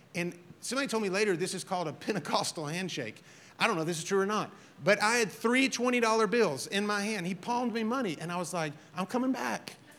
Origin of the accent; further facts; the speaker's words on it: Alabama, United States; I'm from Alabama